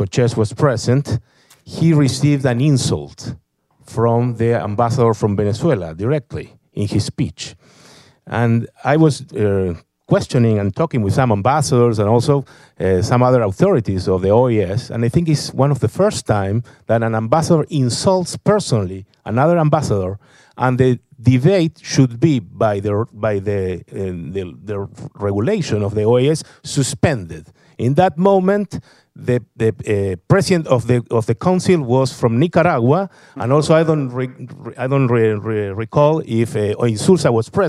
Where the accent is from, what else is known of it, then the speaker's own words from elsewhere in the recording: Argentina; I want to mention that I'm a journalist from Argentina.